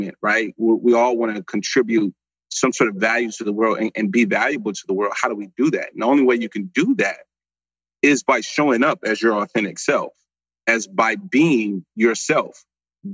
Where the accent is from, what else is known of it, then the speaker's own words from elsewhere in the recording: St. Louis, Missouri, United States; now in Dallas, United States; I come from St. Louis, Missouri. I live in Dallas, Texas now